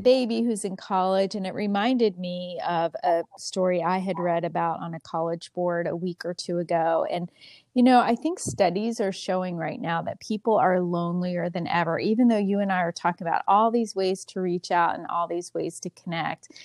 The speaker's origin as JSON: {"language": "English", "region": "Pennsylvania", "country": "United States", "tie": "born or raised there", "also_born_or_lived": "Texas", "moved": "yes", "said": "I grew up in Pennsylvania, but I've lived in Texas"}